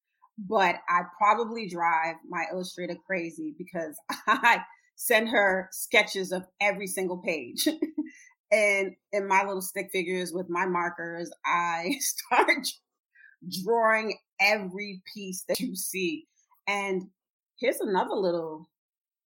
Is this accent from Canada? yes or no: no; Trinidad & Tobago; I'm Trinidadian, and her dad is Panamanian.